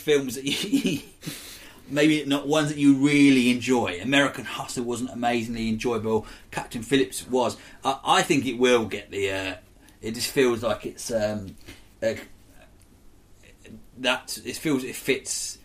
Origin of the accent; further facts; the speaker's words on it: Isle of Wight, South East England, United Kingdom; I'm from the Isle of Wight. I was brought up there, which is a small island just off Portsmouth